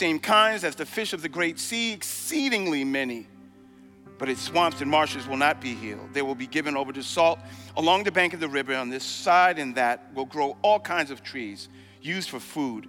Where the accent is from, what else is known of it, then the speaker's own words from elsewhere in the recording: New York City, New York, United States; When I was growing up in Brooklyn